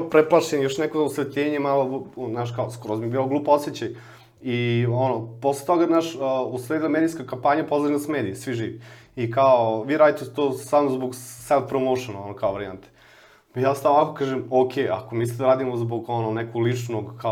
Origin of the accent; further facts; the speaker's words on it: Smederevo, Podunavlje District, Serbia; ja sam inače iz Smedereva, pokupim neke stvari iz Smedereva koje sam imao